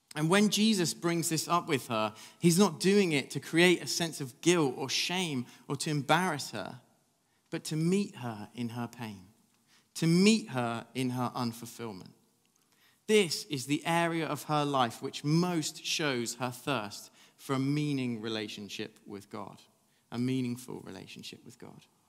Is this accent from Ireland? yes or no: no; England, United Kingdom; I'm English